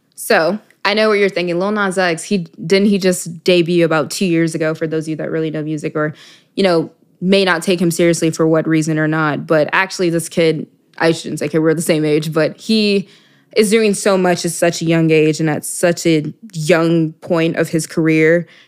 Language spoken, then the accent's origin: English; Dallas, Texas, United States; moved away as an adult; also born or lived in Miami, Florida; I'm from Dallas, Texas originally